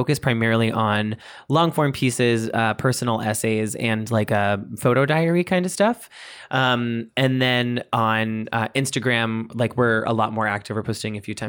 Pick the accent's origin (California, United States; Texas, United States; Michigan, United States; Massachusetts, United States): Massachusetts, United States; Boston; I'm from Boston.